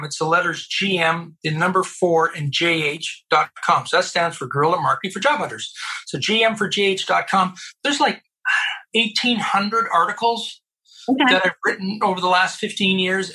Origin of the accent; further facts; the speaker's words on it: Colorado Springs, Colorado, United States; I grew up in the United States of America at the United States Air Force Academy in Colorado Springs in the early 70s